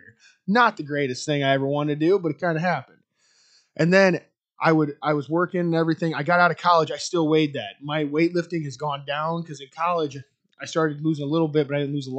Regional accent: Iowa, United States; I'm from Albernette, Iowa. Like Dean said, I went to high school with him

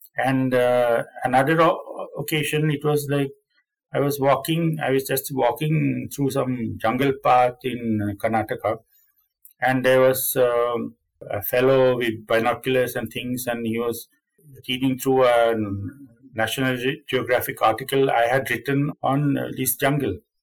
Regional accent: Sweden; also born or lived in Finland; I'm Sweden from Sweden. I'm Swedish.

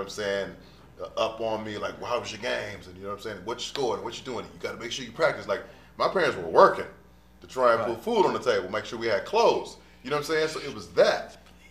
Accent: Washington, District of Columbia, United States; I'm from DC.

